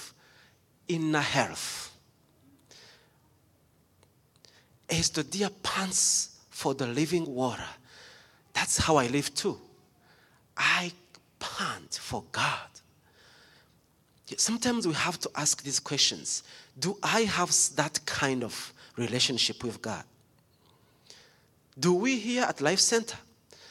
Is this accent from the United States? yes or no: no; Rwanda; moved away; I was born in Rwanda